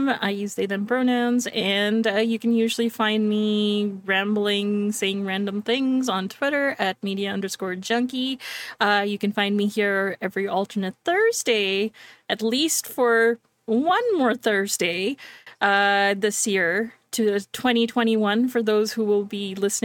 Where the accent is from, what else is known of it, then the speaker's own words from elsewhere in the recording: Canada; I'm Canadian